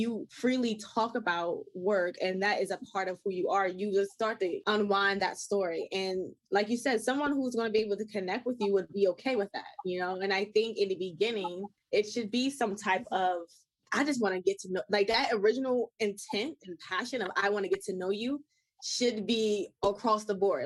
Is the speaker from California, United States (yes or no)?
no; Baltimore, Maryland, United States; I'm from Baltimore